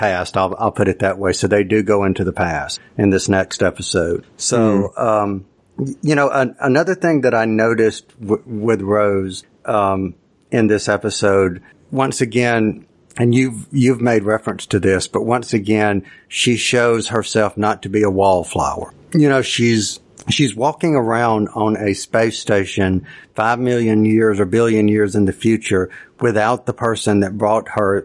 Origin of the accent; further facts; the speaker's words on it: United States; being an American